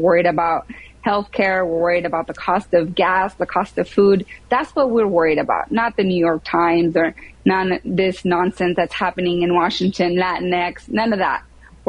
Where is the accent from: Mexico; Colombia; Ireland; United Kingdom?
Mexico; now in United States; I'm an immigrant. I'm from Mexico.